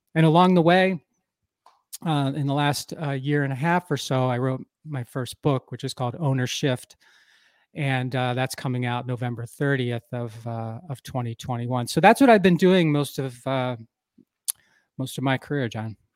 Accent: Philadelphia, Pennsylvania, United States; moved away as an adult; now in Wisconsin, United States; I grew up in the Philadelphia area, uh, of the U S

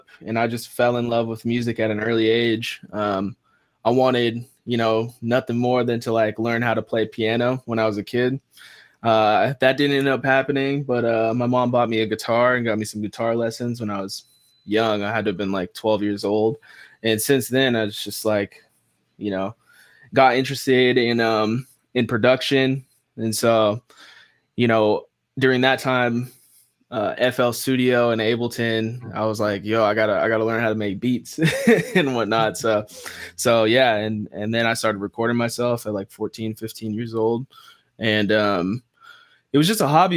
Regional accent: Vancouver, Washington, United States; moved away as an adult; also born or lived in Los Angeles, California; Born and raised in Vancouver, Washington

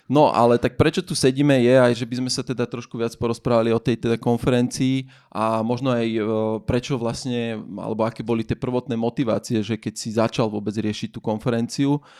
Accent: Banská Bystrica, Banská Bystrica Region, Slovakia; A to som z Bystrice.

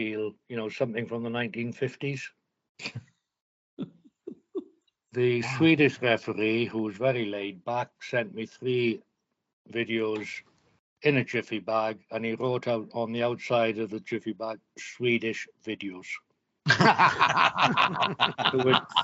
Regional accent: Wales, United Kingdom; I'm Welsh

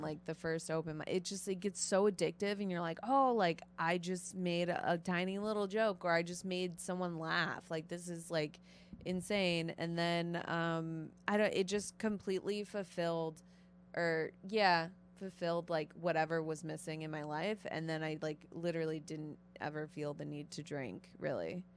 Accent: North Shore suburbs of Chicago, Illinois, United States; also born or lived in Florida; originally I'm from Florida, but I mainly grew up, uh, like in the North Shore suburbs

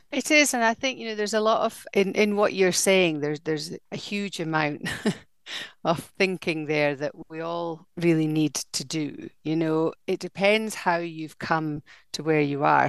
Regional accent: Dundee, Scotland, United Kingdom; dundee my hometown

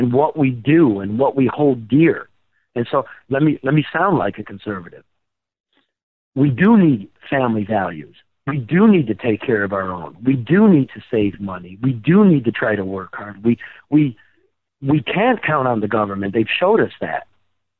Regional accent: Midwest, United States; moved away; also born or lived in West Coast

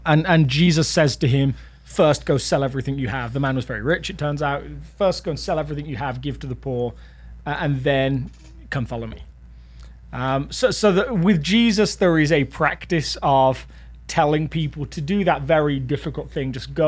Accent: United Kingdom; now in United States; I'm British. in case you didn't realize, in case I hadn't talked about it enough.

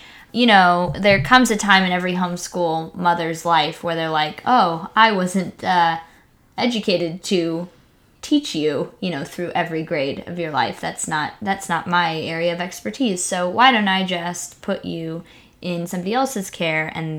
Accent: Mexico; you've heard me talk about being an evangelical missionary kid growing up in Mexico, super homeschooled, super sheltered, super like just cute and naive.

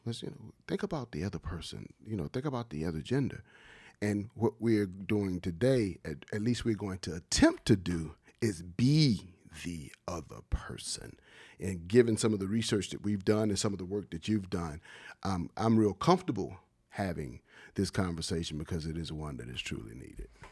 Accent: Wilmington, Delaware, United States; growing up in Wilmington and playing basketball at the H Street Center

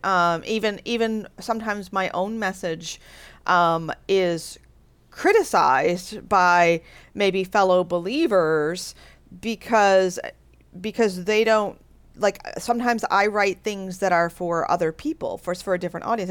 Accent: United States; I'm an American

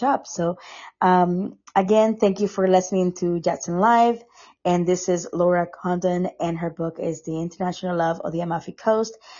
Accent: Costa Rica; moved away; I'm from Costa Rica

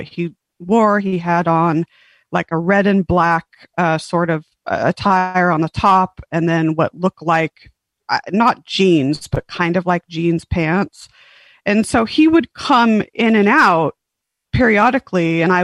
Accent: San Diego, California, United States; born or raised there; also born or lived in Huntington Beach, California / Las Vegas, Nevada

